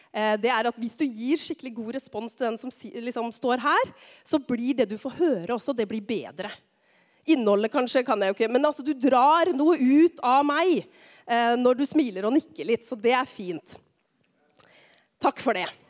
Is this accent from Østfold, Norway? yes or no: yes; Rakkestad, Østfold, Norway; now in Tistedal, Norway; jeg er fra Rakkestad.